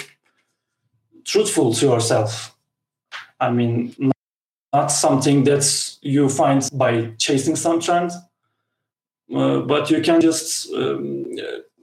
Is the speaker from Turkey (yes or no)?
yes; Turkey; I'm a guy from Turkey